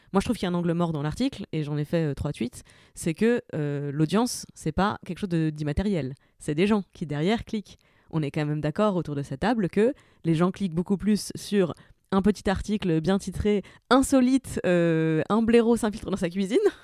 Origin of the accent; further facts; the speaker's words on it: Saint-Avold, Grand Est, France; now in Paris, France; je viens de la région de Saint-Avold